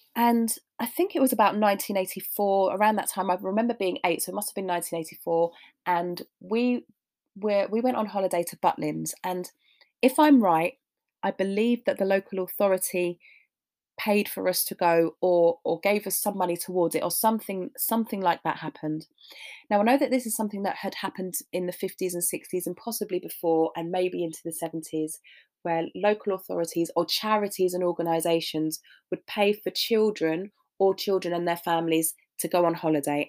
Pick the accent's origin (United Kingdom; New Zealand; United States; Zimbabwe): United Kingdom; London; I was born in Hammersmith and I grew up around that area